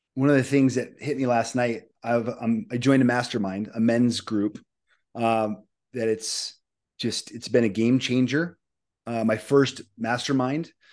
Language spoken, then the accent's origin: English; Omaha, Nebraska, United States; I'm from Omaha, Nebraska